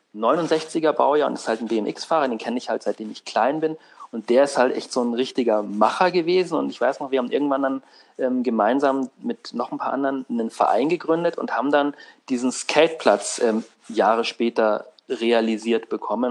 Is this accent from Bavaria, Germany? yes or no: yes; Unterschleißheim, Bavaria, Germany; unter Schleißheim so, ähm, wo ich aufgewachsen bin